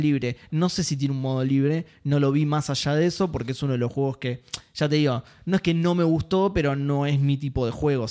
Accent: Argentina; soy argentino

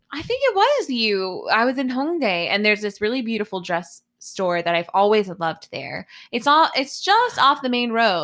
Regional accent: United States; now in Korea; I'm American

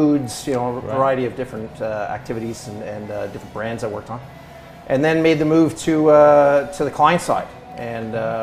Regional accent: Toronto, Ontario, Canada; moved away; I was originally from Toronto

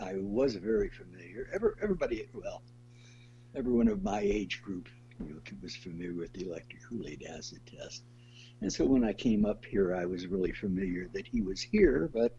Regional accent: St. Louis, Missouri, United States; moved away as an adult; also born or lived in New York / Hollywood / Europe; now in Eugene, United States; No, Arzinia and I grew up in St. Louis.

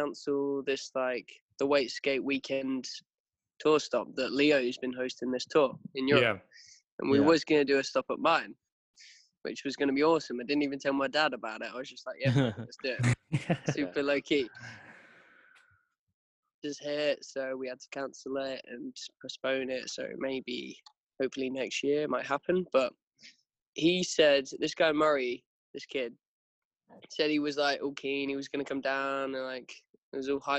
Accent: Tallington, East Midlands, United Kingdom; when we were growing up on Tallington Lakes

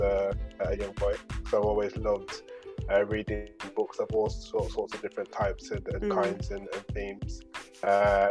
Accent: Birmingham, West Midlands, United Kingdom; also born or lived in Oxford / London; I was born and raised in Birmingham

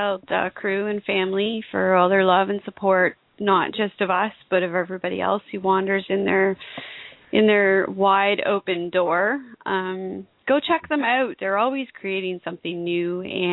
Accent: Canada; I'm Canadian

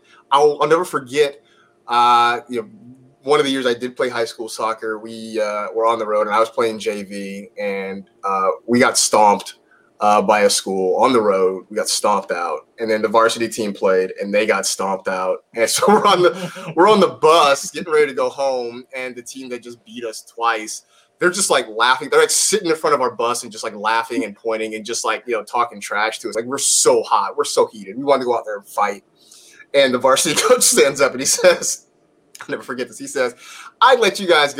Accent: Bay Area, Northern California, United States; now in Los Angeles, United States; I grew up growing up in the Bay Area in Northern California

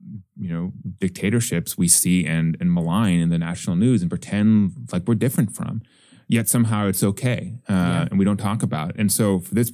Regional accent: Wisconsin, United States; I come from Wisconsin, where up until a couple of years ago, it was a single party state

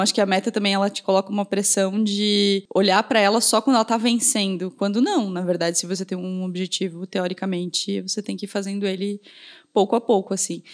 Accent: Pinhalzinho, Santa Catarina, Brazil; now in Blumenau, Brazil; lá em Pinhalzinho, na cidade de onde eu vim

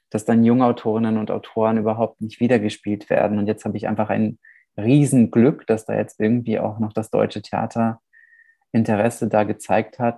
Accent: Vișeu de Sus, Maramureș County, Romania; born there; saß dann in, meinem, in meiner Geburtsstadt Oberwischau, Vischau de Sus, Felsche Vischau. Das ist in der Maramures im Norden Rumäniens.

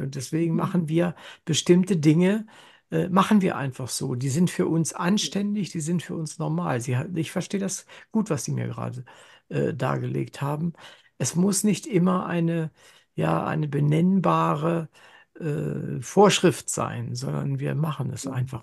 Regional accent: Germany; nach dem Krieg geboren und in Deutschland aufgewachsen.

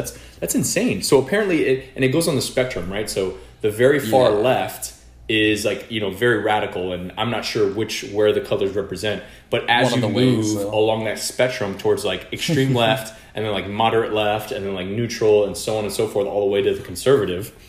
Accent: United States; we're both American

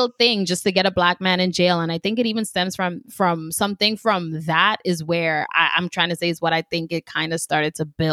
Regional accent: Grenada; now in United States; I was born and raised in Grenada, so I've been here for, what, like, 10 years now

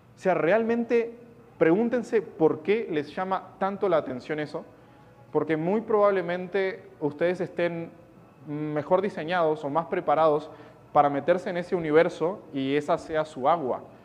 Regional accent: Uruguay; soy de Uruguay, no soy de Argentina

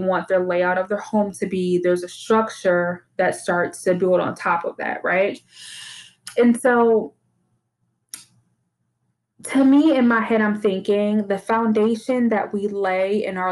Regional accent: Detroit, Michigan, United States; now in Texas, United States; I grew up in Detroit, and like almost every house I grew up in had like a basement

